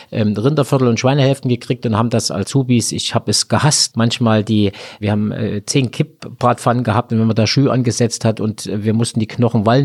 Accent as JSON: {"language": "German", "region": "Thuringia", "country": "Germany", "said": "Also, die Ausbildung nach Tarifvertrag bei uns in Thüringen sind 40 Stunden die Woche, teilt sich dann auf zwischen Schule und Lehrbetrieb. Das war bei uns genauso. Also, wobei zu DDR-Zeiten wurde ja noch acht Dreiviertelstunden gearbeitet"}